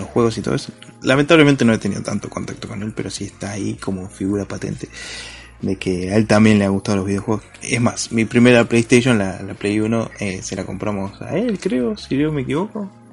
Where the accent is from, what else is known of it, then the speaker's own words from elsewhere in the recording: Argentina; somos argentinos